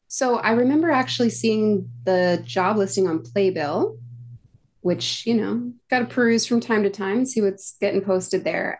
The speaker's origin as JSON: {"language": "English", "town": "Phoenix", "region": "Arizona", "country": "United States", "tie": "born or raised there", "moved": "as an adult", "lives_now": "New York City, United States", "said": "I grew up in Phoenix, Arizona"}